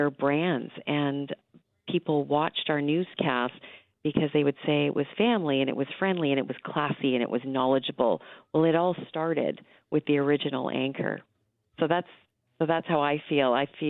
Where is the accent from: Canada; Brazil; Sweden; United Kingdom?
Canada; Ontario; I grew up in Northern Ontario, and I remember my first job was in Sudbury